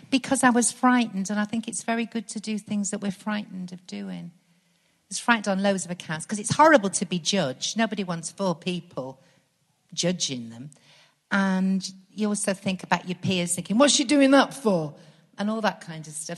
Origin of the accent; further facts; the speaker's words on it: Stockport, North West England, United Kingdom; moved away as an adult; now in Birmingham, United Kingdom; I was born in Stockport and I did loads of kind of youth theatre at the Garrick uh, Theatre there